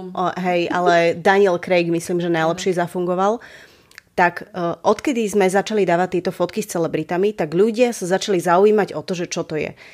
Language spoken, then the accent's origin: Slovak; Bratislava, Bratislava Region, Slovakia; ja som z Bratislavy, narodila som sa tu a žijem tu celý život